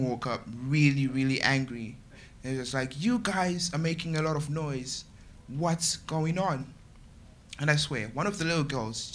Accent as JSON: {"language": "English", "country": "Zimbabwe", "moved": "as an adult", "lives_now": "United Kingdom", "said": "I'm from Zimbabwe. I've been living here for 3 years."}